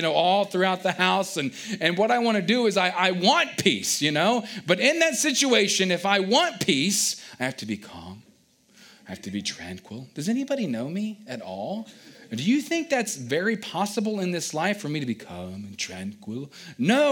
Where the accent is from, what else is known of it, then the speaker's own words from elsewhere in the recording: Culpeper, Virginia, United States; I grew up again down in Culpeper, Virginia